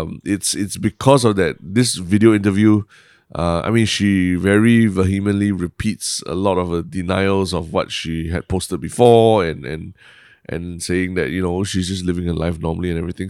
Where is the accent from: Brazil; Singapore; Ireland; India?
Singapore; being Singaporean is that, uh, we are effectively bilingual